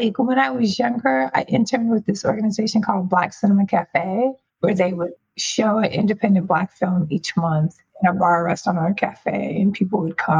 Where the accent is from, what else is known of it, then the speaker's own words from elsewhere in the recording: New York, United States; Like, you know, I grew up in New York. I was like in New York.